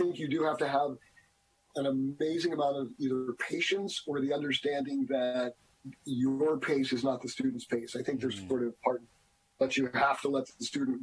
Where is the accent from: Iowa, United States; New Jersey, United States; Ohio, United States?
New Jersey, United States; moved away as an adult; also born or lived in Boston; now in Erie, United States; I am a transplant. I grew up in New Jersey.